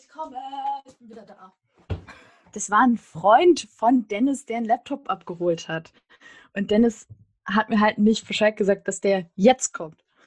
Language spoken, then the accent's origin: German; Hullersen, Lower Saxony, Germany; moved away as an adult; also born or lived in Göttingen / Braunschweig; now in Berlin, Germany; Hullersen ist mein Heimatdorf. Da habe ich äh, fast 18 Jahre gelebt